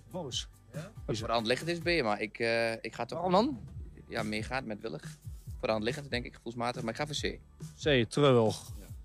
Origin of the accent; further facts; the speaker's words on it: Overijssel, Netherlands; Ja, ik kom uit Twente.